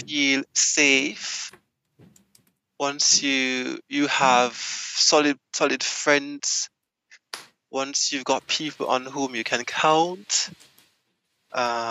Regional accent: Jamaica; moved away as an adult; now in France; I have been living in France for the last 10 years, and I am Jamaican.

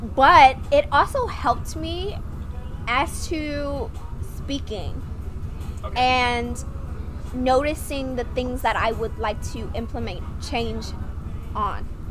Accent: Vietnam; English is a second language; now in United States; I'm from Vietnam. I've been in America for 12 years.

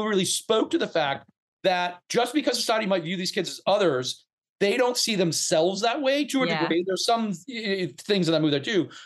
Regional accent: outside of Atlanta, Georgia, United States; when you grow up gay in the South in the 80s and 90s, for God's sakes, because I grew up outside of Atlanta

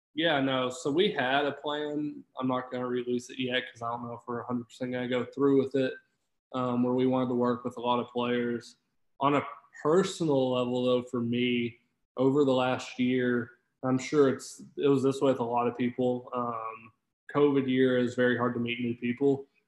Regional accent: Fort Smith, Arkansas, United States; moved away as an adult; now in Fayetteville, United States; I'm from Fort Smith, which is about a 45 minutes hour south of here. Went yeah. to Greenwood High

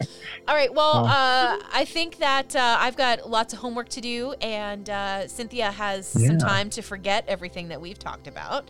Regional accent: Canada; I'm Canadian

